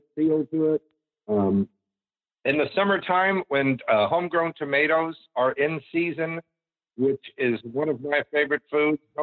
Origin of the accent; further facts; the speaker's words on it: the South, United States; I grew up in the South